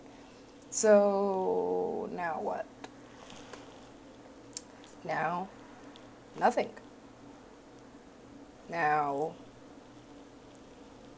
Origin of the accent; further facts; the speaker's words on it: West Coast, United States; I'm from the West Coast